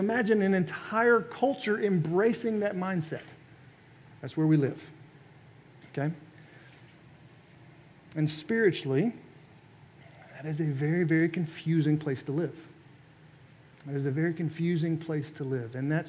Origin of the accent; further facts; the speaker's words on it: Texas, United States; moved away as an adult; also born or lived in Oklahoma; now in Alabama, United States; I'm from Texas. Grew up in Texas. I consider Texas to be Southern, but it's not the South, okay? That is a different deal down there. All right, but having grown up in Texas and then having lived in Oklahoma for a while